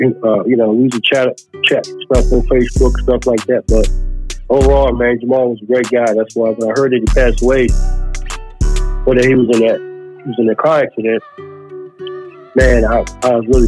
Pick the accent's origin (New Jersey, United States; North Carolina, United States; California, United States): North Carolina, United States; Charlotte; I grew up in Palmer Park down here to the Charlotte area.